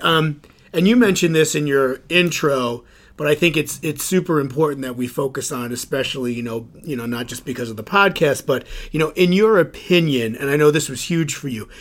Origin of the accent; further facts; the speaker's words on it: Suffern, New York, United States; I grew up here in Suffern